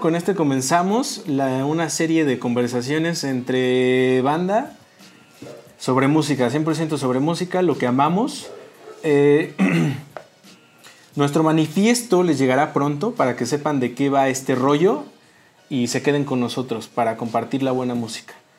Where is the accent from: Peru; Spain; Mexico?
Mexico; en México veo que los mexicanos nos aclaramos la piel